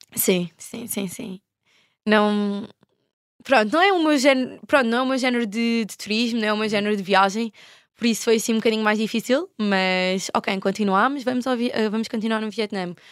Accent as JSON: {"language": "Portuguese", "country": "Portugal", "said": "Eu era a única portuguesa"}